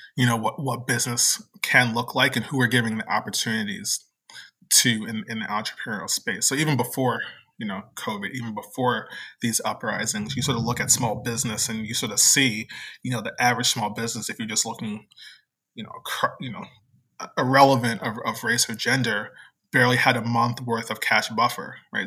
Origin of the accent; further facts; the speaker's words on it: New Jersey, United States; moved away as an adult; also born or lived in Virginia / Philadelphia; now in New Orleans, United States; I live in New Orleans, but I was born and raised in New Jersey. Uh, the part of New Jersey that's the suburb of New York